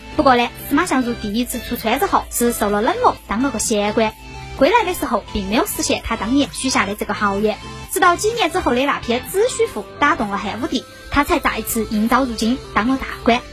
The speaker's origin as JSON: {"language": "Chinese", "town": "Chengdu", "region": "Sichuan", "country": "China", "said": "我们成都人"}